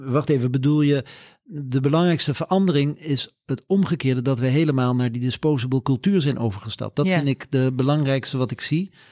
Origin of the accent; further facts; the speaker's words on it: Curaçao; now in Netherlands; Ik ben op Curaçao opgegroeid een stuk, dus eh, mij krijg je niet in het Scandinavische.